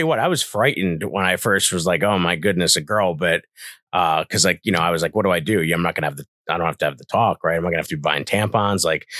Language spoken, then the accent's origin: English; Scranton, Pennsylvania, United States; Yeah, I'm from Scranton, Pennsylvania. That's the mecca of nothing.